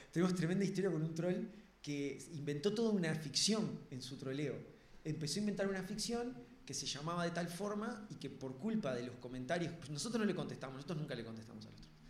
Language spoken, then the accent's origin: Spanish; Uruguay